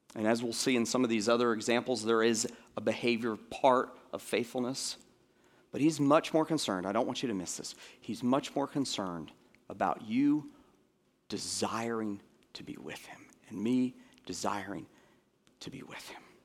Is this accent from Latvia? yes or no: no; Florida, United States; moved away; I grew up in Florida